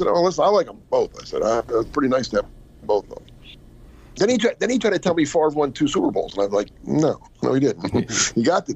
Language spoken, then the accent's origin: English; New Jersey, United States; moved away; I grew up in Jersey